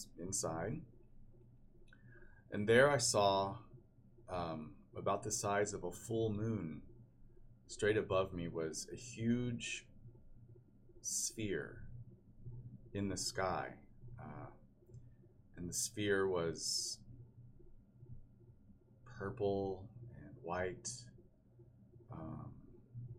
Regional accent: Keller, Texas, United States; I grew up in Keller, Texas, which is outside of Dallas and Fort Worth.

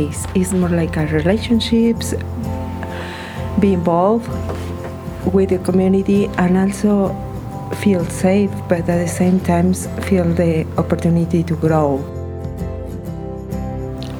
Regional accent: Mexico; English is a second language; moved away as an adult; now in United States; I'm from Mexico

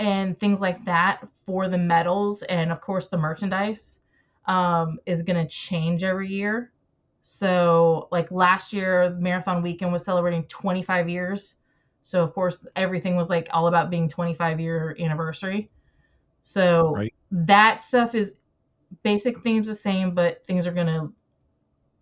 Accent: the South, United States; I'm from the South.

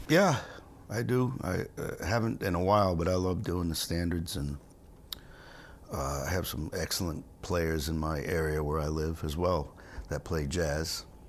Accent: Rhode Island, United States; also born or lived in Stonington, Connecticut; I was born in Rhode Island

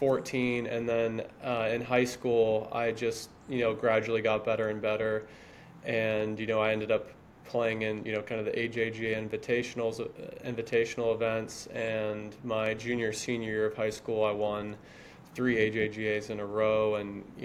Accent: New Smyrna Beach, Florida, United States; also born or lived in Lake Mary, Florida; I'm from New Smyrna Beach, Florida, just a small beach town just south of Daytona Beach. Grew up playing at the New Smyrna Muni

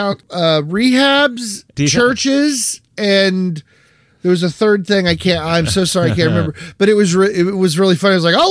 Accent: Parkersburg, West Virginia, United States; moved away; my hometown of Parkersburg, West Virginia

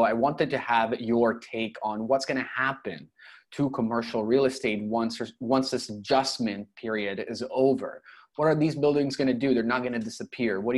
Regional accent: Toronto, Ontario, Canada; now in Europe

